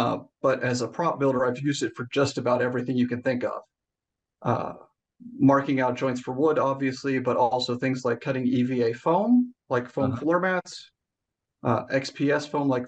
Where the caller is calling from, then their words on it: Pittsburgh, Pennsylvania, United States; also born or lived in Michigan / Southern California; Calling in from just outside Pittsburgh, PA.